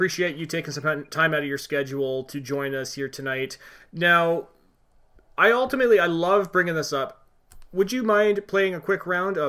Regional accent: West Coast, Canada; I was wearing a hoodie because I'm from the West Coast. I've never experienced a real Canadian winter before.

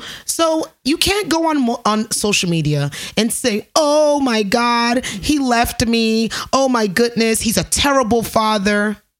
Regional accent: New York, United States; Shout out to my New Yorkers. I'm a New Yorker, you know

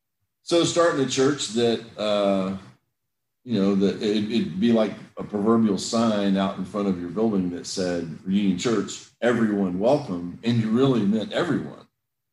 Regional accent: Brazil; also born or lived in England; I grew up some in England. I grew up some in Brazil. A good bit of my childhood in Brazil.

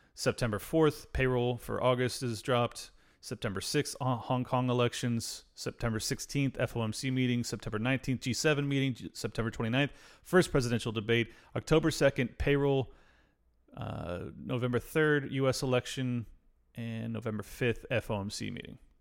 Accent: El Cajon, California, United States; that's my hometown

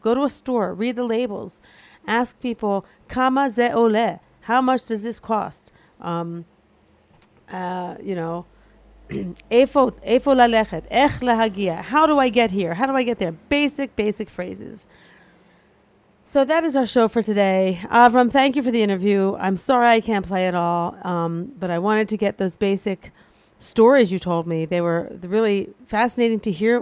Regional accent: Delaware, United States; now in Israel; Where I grew up in Delaware, everyone goes to the beach for the holidays

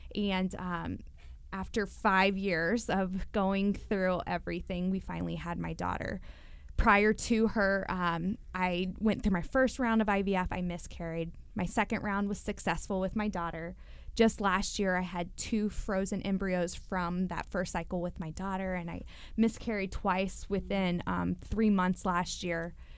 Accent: Louisville, Kentucky, United States; moved away as an adult; growing up in Louisville

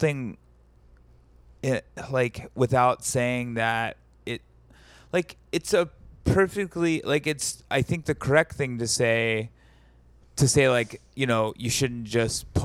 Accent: Alabama, United States; also born or lived in Greenwood, Mississippi (family); I grew up in Alabama, but my whole family is from Greenwood, Mississippi, both sides

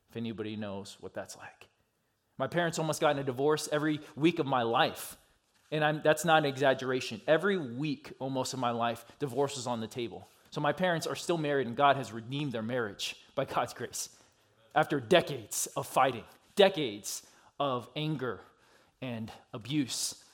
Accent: California, United States; also born or lived in Georgia; now in Minneapolis, United States; I grew up in California and Georgia, and I just kind of rep which one ever

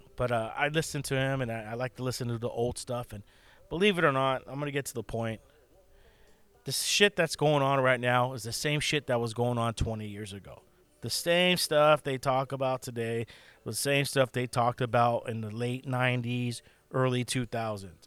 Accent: United States; I'm an American, and we live in one of the best countries still in, in, in the world

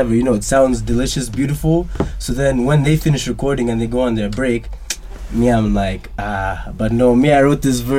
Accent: Kampala, Central Region, Uganda; I'm from Kampala

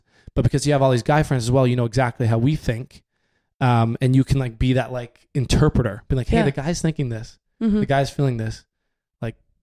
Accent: Canada; growing up in Canada

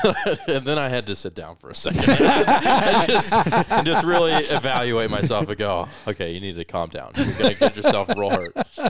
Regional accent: Colorado, United States; Yeah, well, so when I grew up in Colorado, there's like you would have the ice hockey.

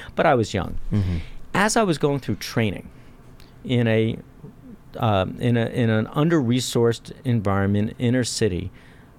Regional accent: Philadelphia, Pennsylvania, United States; moved away as an adult; I grew up in Philadelphia.

